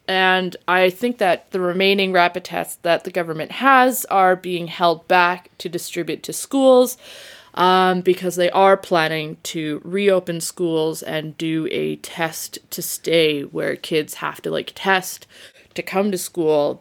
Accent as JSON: {"language": "English", "region": "Saskatchewan", "country": "Canada", "moved": "yes", "said": "I'm from Saskatchewan"}